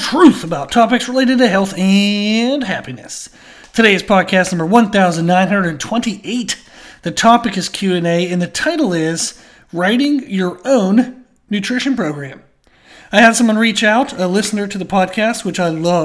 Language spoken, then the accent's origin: English; United States; being an American